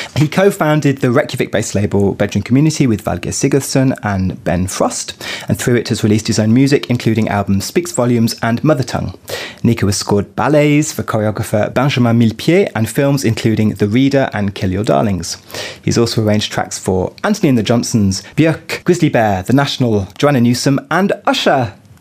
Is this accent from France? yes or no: yes; Paris, Île-de-France, France; here in my hometown of Paris